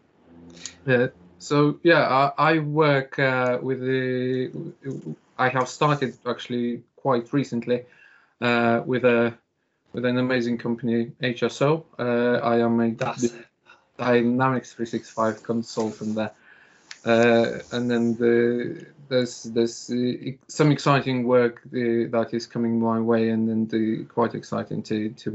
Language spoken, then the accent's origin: English; Lithuania; moved away; I'm actually originally from Lithuania